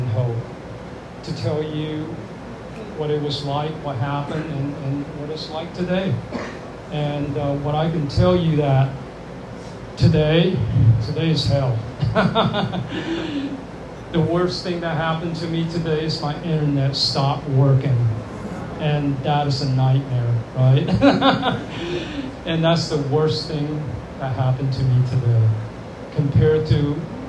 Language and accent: English; Birmingham, Alabama, United States; I grew up in Birmingham, Alabama, in the 70s